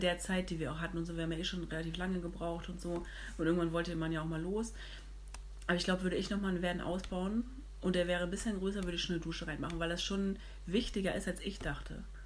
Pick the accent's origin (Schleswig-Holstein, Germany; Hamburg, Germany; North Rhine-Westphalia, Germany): Hamburg, Germany; ich komme aus Hamburg